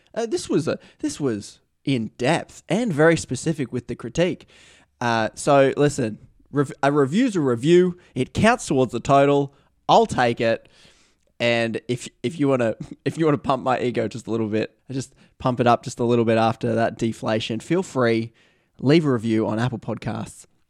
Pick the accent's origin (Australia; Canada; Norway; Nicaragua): Australia; Newcastle, New South Wales; my hometown, Newcastle.